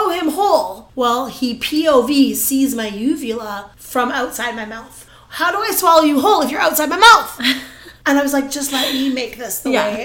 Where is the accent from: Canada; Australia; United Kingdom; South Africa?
Canada; we're Canadian